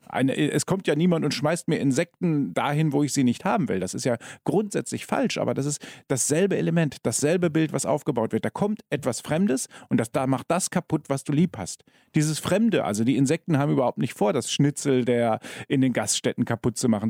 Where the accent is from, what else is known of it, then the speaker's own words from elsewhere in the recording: Germany; moved away as an adult; now in Austria; Man hört es an mir, ich bin ein Zugereister, ja, aber ich bin schon acht Jahre hier. Ich war jetzt letzte Woche ähm, bei meinen Eltern zu Besuch in Deutschland